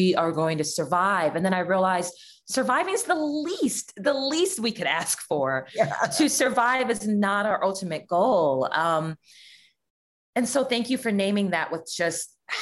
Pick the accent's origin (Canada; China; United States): United States; Los Angeles, California; I grew up in Leimert Park and then in Jefferson Park